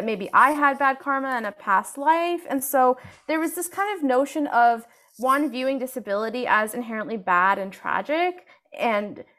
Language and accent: English; United States; as an Indian American woman